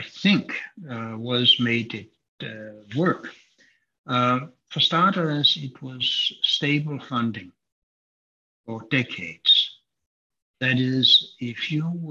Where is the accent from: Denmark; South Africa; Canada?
Denmark; moved away; my home country of Denmark